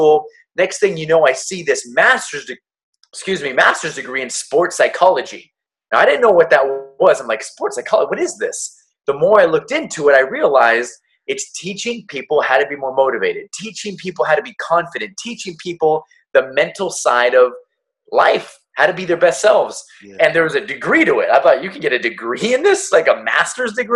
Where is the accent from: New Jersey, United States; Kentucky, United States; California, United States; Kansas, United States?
California, United States; Torrance; Born and raised in Los Angeles, California. The actual city is Torrance, California.